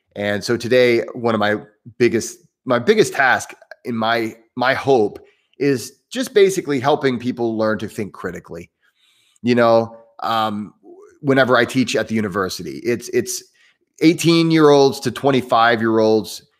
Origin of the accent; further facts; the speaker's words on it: Southern Indiana, United States; accent: Midwestern, somewhat southern; also born or lived in New York City; I'm in the southern part of Indiana, which is why I sound somewhat southern. uh, my, I have that Midwestern accent. Um, and, but, you know, if, if you're from Indiana, you might be from Northern, Northern Indiana. I'm from Southern Indiana